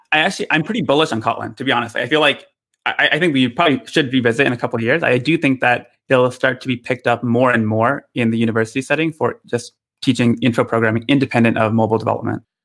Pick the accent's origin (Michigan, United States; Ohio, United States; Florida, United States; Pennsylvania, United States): Michigan, United States; now in Redwood City, United States; I grew up in Michigan